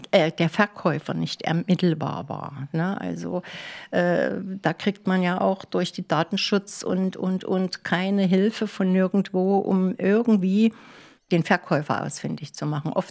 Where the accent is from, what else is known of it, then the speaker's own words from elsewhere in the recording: Leipzig, Saxony, Germany; now in Klaushagen, Germany; Also nach Klaus Hagen über viele, viele Umwege von Leipzig, Stationen in die Uckermark, in DDR-Zeiten noch. Das war ja wie Auswandern nach Kanada.